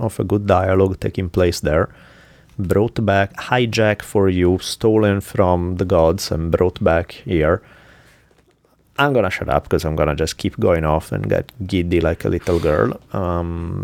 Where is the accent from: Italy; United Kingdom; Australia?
Italy; accent: Italian; the Italian accent